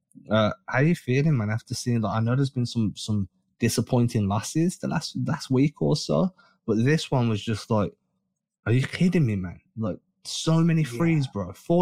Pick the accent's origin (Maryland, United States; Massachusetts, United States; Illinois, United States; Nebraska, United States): Massachusetts, United States; Dorchester; Dorchester. I'm from Dorchester. Go stealthy. I'm like, yeah, let's do it, man. I can't wait. I need to get myself to Boston a few times this year